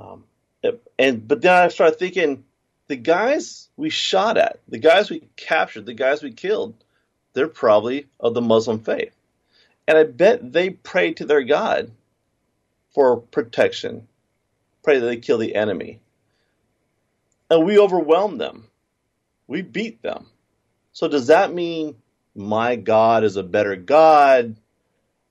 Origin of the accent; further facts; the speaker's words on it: United States; I was born in America